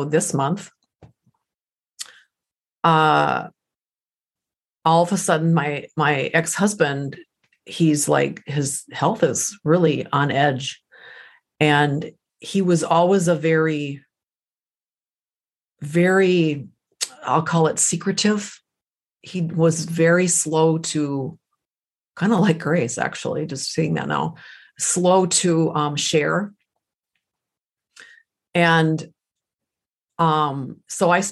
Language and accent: English; United States; English is a second language; I am first generation American. English is my second language